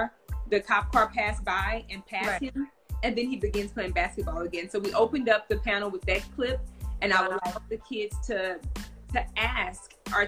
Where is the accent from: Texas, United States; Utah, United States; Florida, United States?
Texas, United States; now in Los Angeles, United States; However, I'm from Texas, and I felt that we needed to know how, kids needed to know how to get into the entertainment industry.